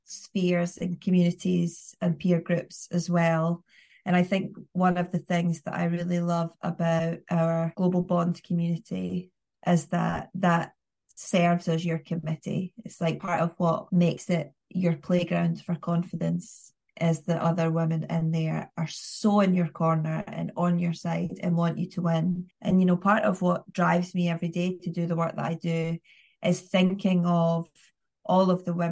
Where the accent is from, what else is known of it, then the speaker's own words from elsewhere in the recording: the north of England, United Kingdom; accent: northern; you and I both have regional accents, northern accents